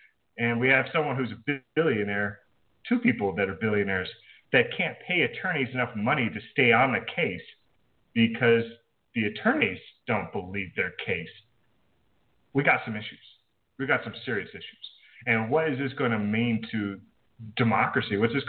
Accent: United States

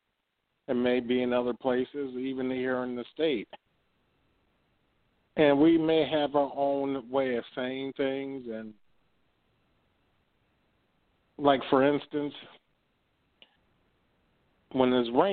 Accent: Oberlin, Ohio, United States; I grew up in a small college town here in Ohio, a place called Oberlin

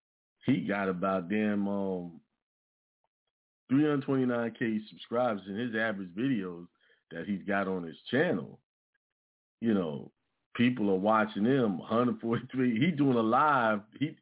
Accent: New York, United States; now in South Carolina, United States; You know, I was born and raised in New York, but I ended up in South Carolina, which is where my family originate from, you know?

